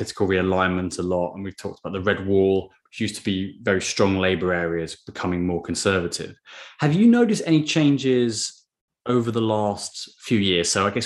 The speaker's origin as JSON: {"language": "English", "area": "Surrey", "region": "South East England", "country": "United Kingdom", "said": "I'm from Surrey, so I'm in some South of England"}